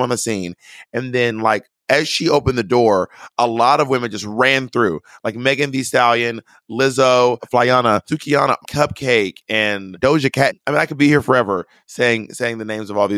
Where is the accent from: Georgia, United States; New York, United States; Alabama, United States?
Georgia, United States; Atlanta; I'm from Atlanta, which has a big hip hop scene